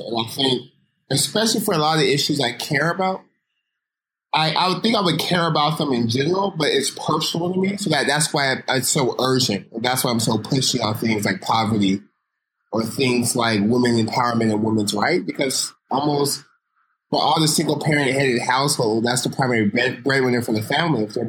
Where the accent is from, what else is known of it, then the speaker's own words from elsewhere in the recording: Stockton, California, United States; growing up in Stockton, how that informs my worldview